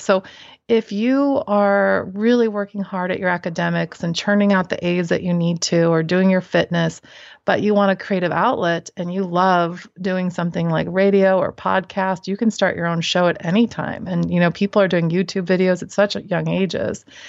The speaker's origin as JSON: {"language": "English", "region": "Midwest", "country": "United States", "tie": "born or raised there", "said": "I grew up in the Midwest"}